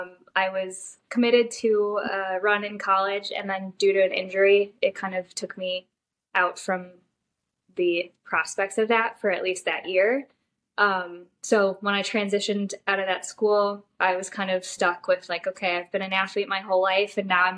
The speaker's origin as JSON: {"language": "English", "town": "Chicago", "region": "Illinois", "country": "United States", "said": "I'm from Chicago"}